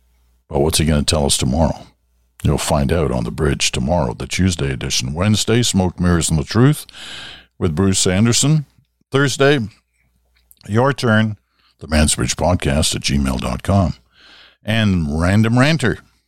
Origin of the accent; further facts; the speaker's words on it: England, United Kingdom; born there; also born or lived in Southeast Asia / Ottawa; I was born in England. Grew up in Southeast Asia. Then we moved to Ottawa.